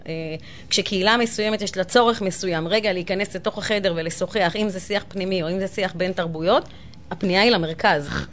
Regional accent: Ramla, Central District, Israel; אני רבלאית מאז ומתמיד

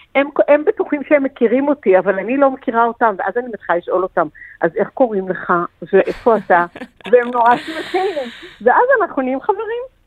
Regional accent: Safed, Northern District, Israel; זה מאכל שהיינו אוכלים בצפת, כי אנחנו מצפת

